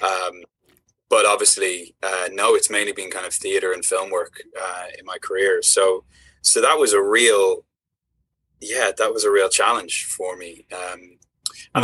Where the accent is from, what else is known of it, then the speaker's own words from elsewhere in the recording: Ireland; Ireland's this like small country that sits between you know Great Britain and the United States, and so yeah. growing up, I would get you know I'd have the BBC